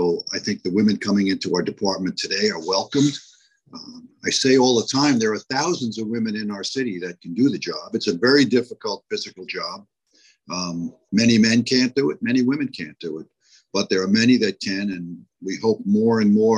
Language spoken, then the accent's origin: English; New York City, New York, United States; I lived in Bayside, and now I live a few blocks away. It's technically Whitestone, but the same old neighborhood I grew up in.